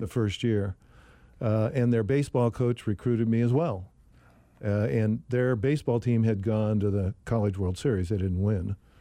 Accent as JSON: {"language": "English", "town": "Sacramento", "region": "California", "country": "United States", "tie": "born or raised there", "said": "I was, uh, born and raised in Sacramento, California"}